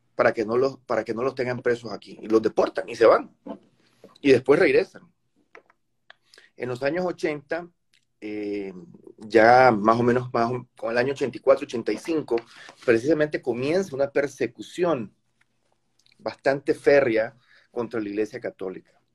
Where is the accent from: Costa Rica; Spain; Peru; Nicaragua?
Nicaragua; te estoy hablando como nicaragüense